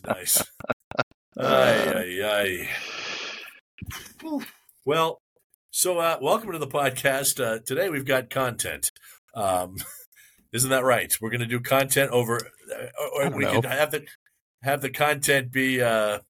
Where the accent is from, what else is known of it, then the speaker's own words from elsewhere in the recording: Bellingham, Washington, United States; also born or lived in Seattle, Washington; I'm in my hometown of Bellingham, Washington